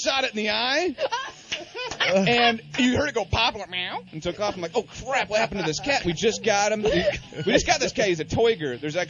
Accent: Geneseo, Illinois, United States; moved away

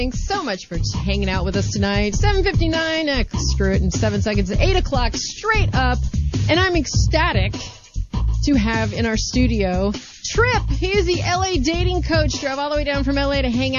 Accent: St. Louis, Missouri, United States; moved away as an adult; also born or lived in San Francisco; now in Los Angeles, United States; I'm from St. Louis.

